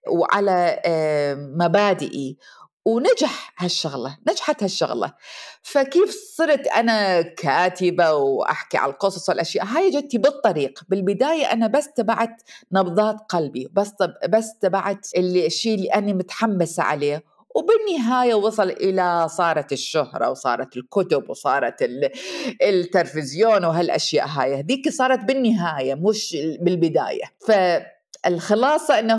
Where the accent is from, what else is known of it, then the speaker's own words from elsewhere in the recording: Iraq; moved away as an adult; now in United States; ومرت السنين طبعا وطلعت آه، من العراق وتزوجت والزواج كان ظالم وطلقت وشفت نفسي وجدت نفسي بامريكا وحدي بدون اهلي